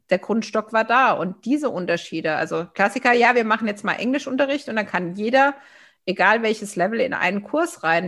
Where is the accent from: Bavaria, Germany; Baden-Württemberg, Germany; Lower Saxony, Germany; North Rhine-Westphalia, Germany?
Baden-Württemberg, Germany; also born or lived in Villingen-Schwenningen; als Badenerin